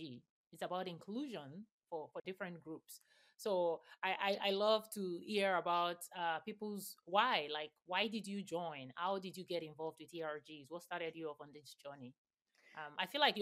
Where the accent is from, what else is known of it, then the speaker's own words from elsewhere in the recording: Nigeria; I grew up in Nigeria